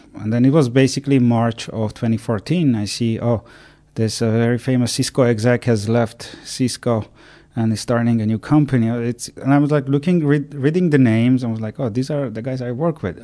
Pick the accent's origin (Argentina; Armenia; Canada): Armenia; moved away as an adult; also born or lived in Ireland; I'm born and raised in Armenia